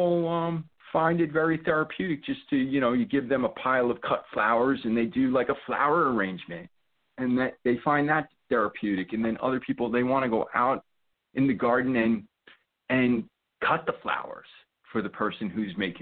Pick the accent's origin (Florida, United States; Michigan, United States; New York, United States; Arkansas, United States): New York, United States; New York City; I grew up in the New York City area